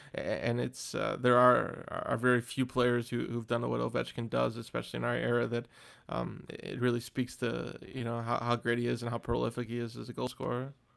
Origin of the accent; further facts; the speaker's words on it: United States; as an American